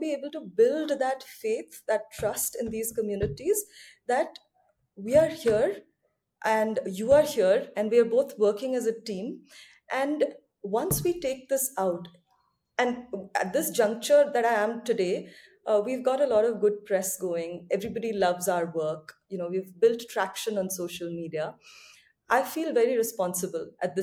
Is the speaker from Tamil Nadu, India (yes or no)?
no; Odisha, India; the state, which I call my home state